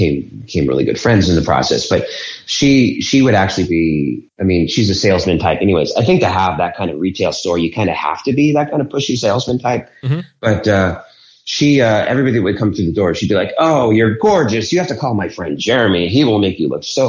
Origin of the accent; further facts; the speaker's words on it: Boulder, Colorado, United States; moved away as an adult; also born or lived in Denver, Colorado; now in Philadelphia, United States; I'm actually from Boulder, which is next to Denver